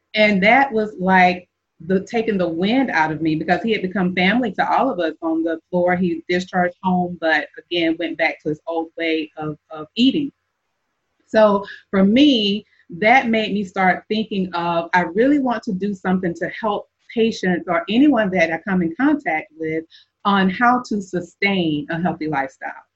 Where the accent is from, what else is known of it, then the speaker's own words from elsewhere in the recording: the South, United States; growing up in the South